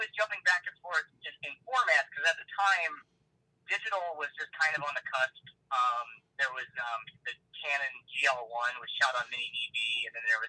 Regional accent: Nebraska, United States; moved away as an adult; also born or lived in Lawrence, Kansas; now in Kansas City area, United States; I was actually born and raised in Nebraska

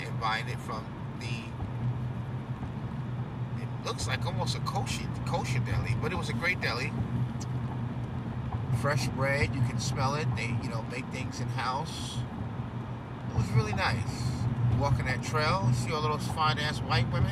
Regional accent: New York, United States; I'm a New Yorker

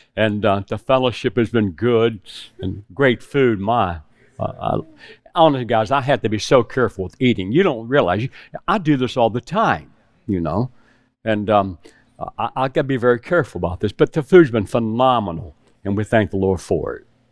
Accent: West Virginia, United States; moved away as an adult; also born or lived in South Carolina; I was raised in West Virginia with hogs

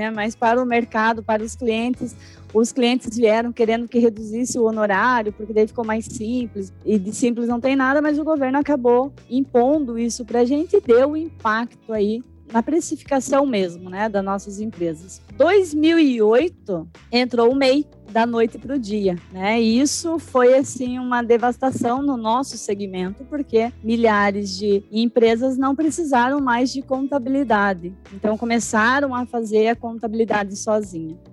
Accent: Curitiba, Paraná, Brazil; Eu sou de Curitiba, tenho um pouco de sotaque, eu tento tirar um pouco o leite quente para não ficar tão chato assim a palestra

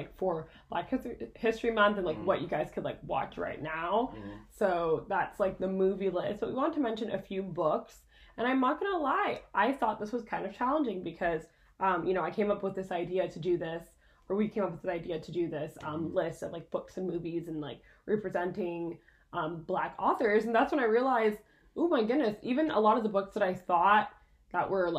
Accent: Quebec, Canada; I grew up in French school, so that's another perspective too. I went to school in Quebec. I went to full French school

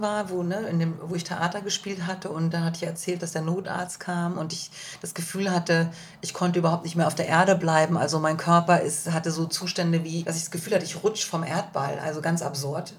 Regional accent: Germany; als Deutsche

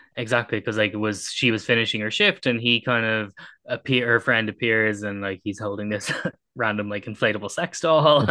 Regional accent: Ireland; as an Irish person

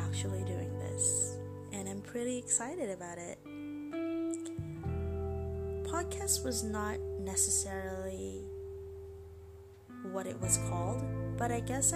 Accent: Philippines; English is a second language; I'm Filipino

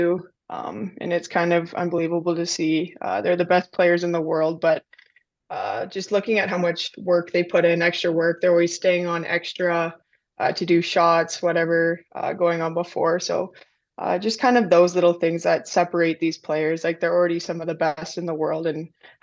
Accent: Edmonton, Alberta, Canada; I'm from Edmonton

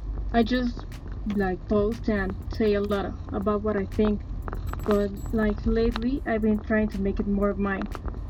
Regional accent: Mexico; I'm from Mexico

